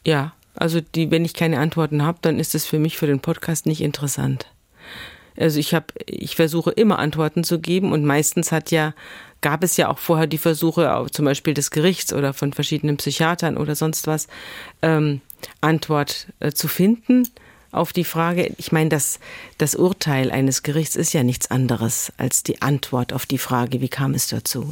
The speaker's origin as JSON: {"language": "German", "region": "Bavaria", "country": "Germany", "tie": "born or raised there", "moved": "as an adult", "lives_now": "Schleswig-Holstein, Germany", "said": "Wir sind vier Erwachsene und wir sind alle aus Bayern. Es sind also alles Bayern-Flüchtlinge"}